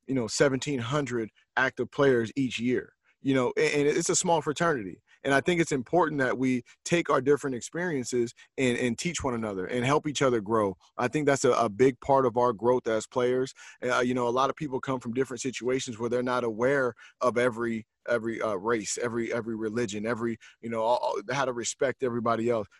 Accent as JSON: {"language": "English", "region": "West Coast", "country": "United States", "tie": "born or raised there", "also_born_or_lived": "New York", "moved": "yes", "said": "me growing up on the West Coast"}